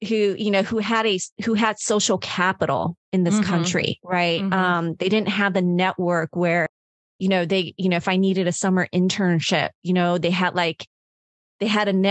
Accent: Hawaii, United States; I was born in Hawaii.

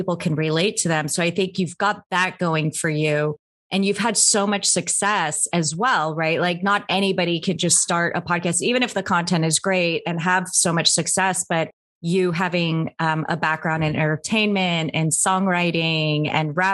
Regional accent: Anchorage, Alaska, United States; I grew up in Anchorage, Alaska, but it was very diverse

